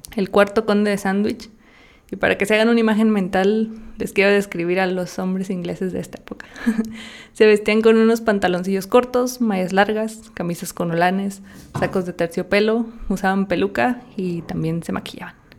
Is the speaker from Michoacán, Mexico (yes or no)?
yes; Zinapécuaro, Michoacán, Mexico; yo soy de un pueblito en Michoacán que se llama Sinapecuero.